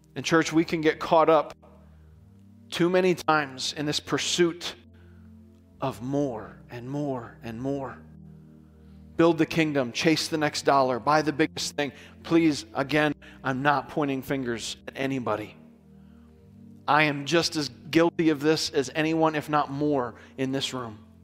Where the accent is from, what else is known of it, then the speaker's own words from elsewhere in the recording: United States; we're American and culturally speaking, everything is okay for us